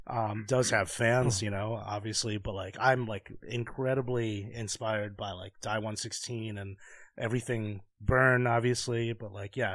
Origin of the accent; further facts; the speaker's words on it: New York, United States; as a New Yorker